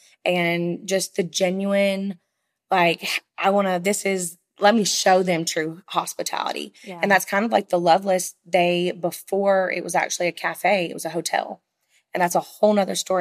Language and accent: English; Nashville, Tennessee, United States; I grew up in Bellevue, the Natchez Trace Parkway